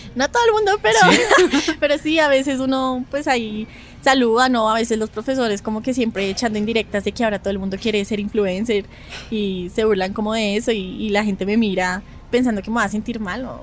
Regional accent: Bogotá, Colombia; yo no soy de Medellín, yo soy de Bogotá

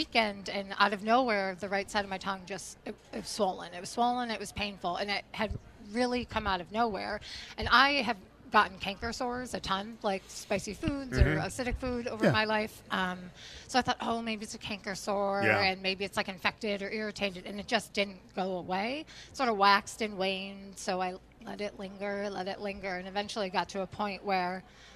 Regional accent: Connecticut, United States; moved away as an adult; now in Providence, United States; Growing up in Connecticut

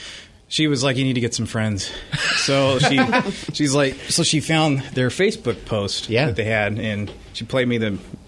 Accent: Redlands, California, United States; moved away as an adult; now in Port Orchard, United States; We're originally from California.

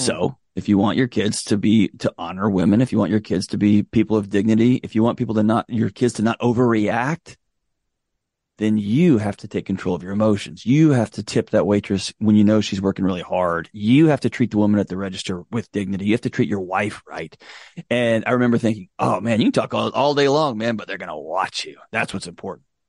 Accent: Houston, Texas, United States; moved away as an adult; now in Nashville, United States; I was born and raised in Houston, Texas. I spent all my life in Texas till I moved out here

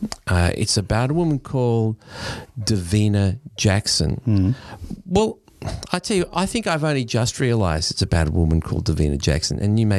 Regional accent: Australia; especially as an Australian

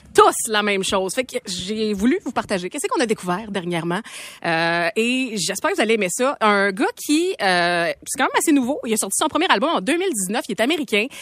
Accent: Beauce, Quebec, Canada; Je viens de la Beauce, je viens de la campagne

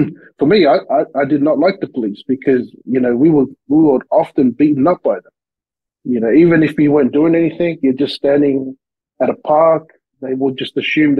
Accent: Sydney, New South Wales, Australia; accent: Aussie; moved away as an adult; also born or lived in Lower Hutt, Wellington, New Zealand / Bankstown / Mount Druitt; now in Vancouver, Canada; I was born in New Zealand, in Wellington, a small little place called Lower Hutt. And I left there when I was four and then moved to Sydney, Australia. And that's where I grew up most of my life, was in Sydney, Australia

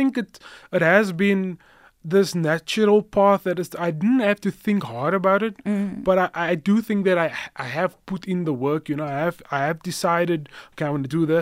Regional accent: Cape Town, Western Cape, South Africa; now in Johannesburg, South Africa; I grew up in Cape Town in Mitchell's Plain on the Cape Flats

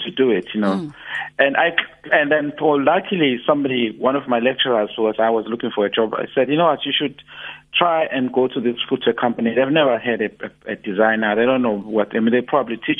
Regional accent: Durban, KwaZulu-Natal, South Africa; moved away as an adult; I moved back to Durban to plow back my skills back to my hometown

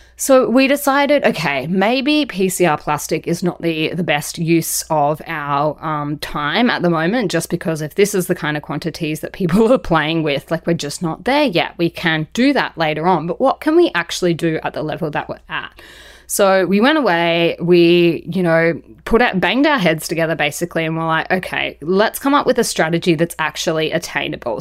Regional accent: Australia; being Australian

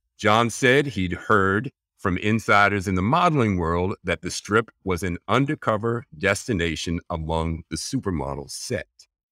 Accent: New York, United States; I'm from New York

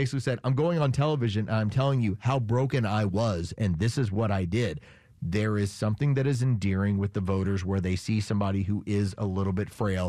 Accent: San Antonio, Texas, United States; I grew up as a Cowboy fan. I grew up in San Antonio, Texas.

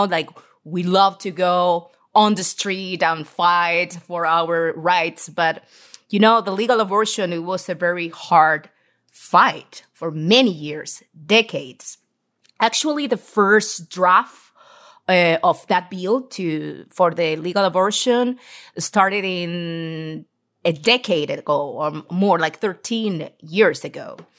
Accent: Argentina; English is a second language; also born or lived in Seattle; I'm from Argentina, South America.

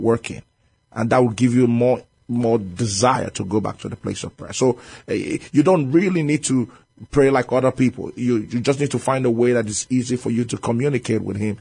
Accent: Nigeria; moved away as an adult; now in San Antonio, United States; I'm from Nigeria.

